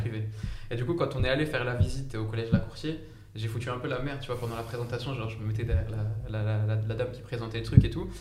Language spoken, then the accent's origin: French; Saint-Denis, Île-de-France, France; also born or lived in Compiègne; mais de base je viens de Saint-Denis. Donc à 93, j'ai grandi à Saint-Denis, j'ai vécu presque toute ma vie là-bas